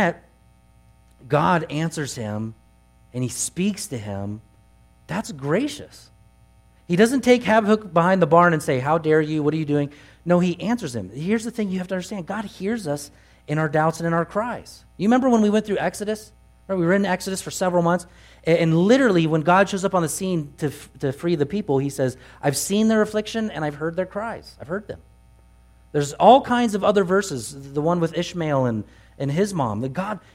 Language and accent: English; Truckee, California, United States; I grew up here in Truckee